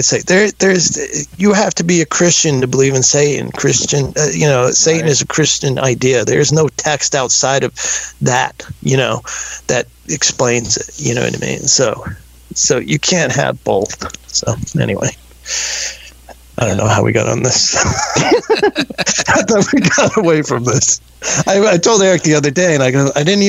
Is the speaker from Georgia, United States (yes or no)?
no; Texas, United States; I grew up in Texas in a gated community